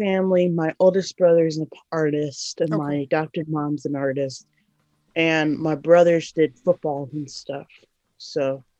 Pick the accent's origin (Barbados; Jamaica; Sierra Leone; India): Sierra Leone; born there; So I was born in Sierra Leone, West Africa, and there was a war in Sierra Leone, the Diamond War happening.